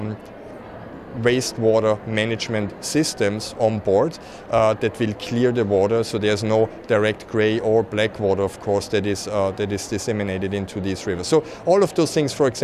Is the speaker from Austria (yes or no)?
yes; Austria; now in Chicago, United States; I'm from Austria originally, but I'm actually, my office is in Chicago